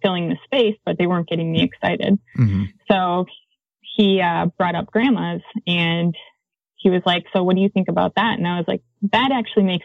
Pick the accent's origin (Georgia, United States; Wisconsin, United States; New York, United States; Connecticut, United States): Wisconsin, United States; now in Flagstaff, United States; I'm from Wisconsin